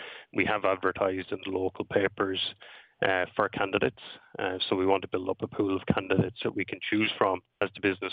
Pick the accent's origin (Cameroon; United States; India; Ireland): Ireland; Enniscorthy, Leinster; I'm from Enniscorthy